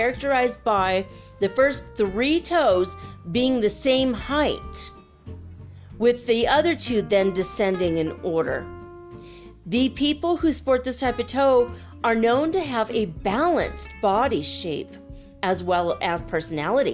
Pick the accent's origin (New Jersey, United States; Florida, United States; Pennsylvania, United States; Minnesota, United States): Minnesota, United States; I grew up in Minnesota